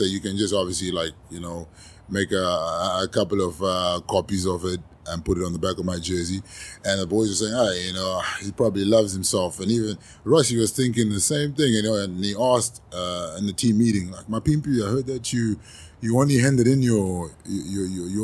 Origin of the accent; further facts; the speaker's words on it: Zimbabwe; moved away; also born or lived in South Africa; I was born in Zimbabwe